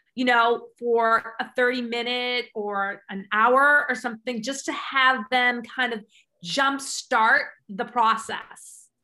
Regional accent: England, United Kingdom; I'm English

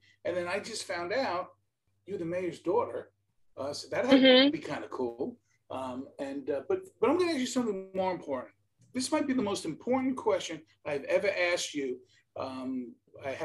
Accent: New York City, New York, United States; accent: New York; growing up in New York City

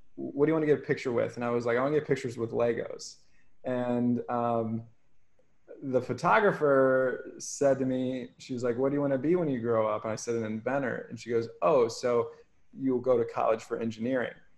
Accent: Ohio, United States; now in Hawaii, United States; growing up in Ohio is like a pretty small, small farm town

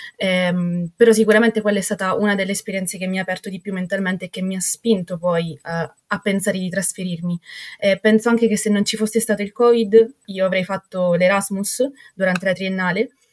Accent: Catania, Sicily, Italy; moved away as an adult; now in Stockholm, Sweden; Io vengo da Catania, quindi dalla Sicilia mi sono trasferita al profondo nord dell'Europa

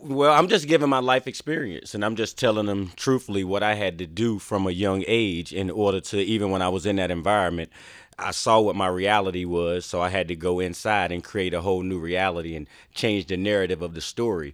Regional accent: Wallace, North Carolina, United States; I grew up in Wallace, North Carolina, Eastern North Carolina. It's like a farm town

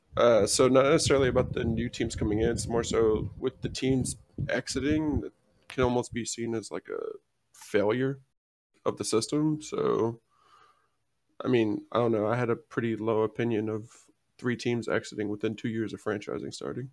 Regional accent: Houston, Texas, United States; I'm from Houston

